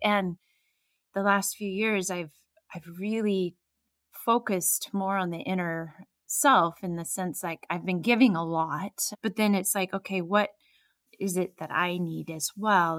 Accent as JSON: {"language": "English", "region": "Oregon", "country": "United States", "said": "here I am from Oregon"}